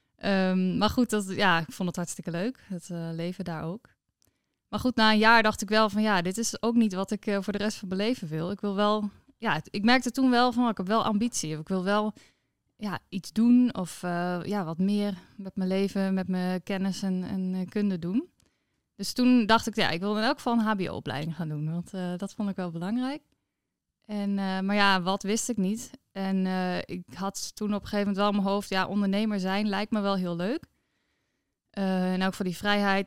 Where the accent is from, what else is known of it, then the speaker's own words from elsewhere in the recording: Noordwolde, Friesland, Netherlands; ik ben opgegroeid in Noordwolde. Het is een heel mooi eh, klein plaatsje onder in Friesland.